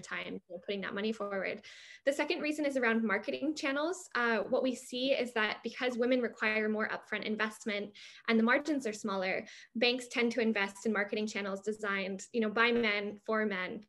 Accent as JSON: {"language": "English", "country": "United States", "said": "I'm American"}